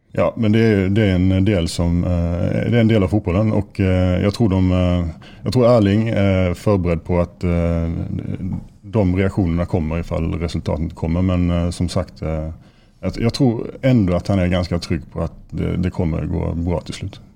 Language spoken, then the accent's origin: Norwegian; Sweden; now in Molde, Norway; Nå er jeg jo svensk